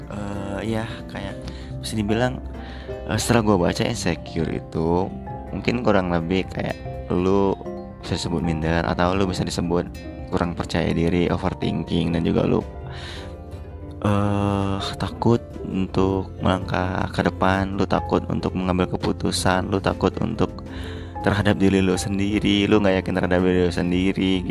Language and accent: Indonesian; Palembang, South Sumatra, Indonesia; born there; moved away as an adult; now in Jakarta, Indonesia; apalagi gue ini yang ngerantau jauh dari kota kelahiran gue yaitu gue di Palembang terus gue moving ke Jakarta dimana ya teman-teman gue baru semua gitu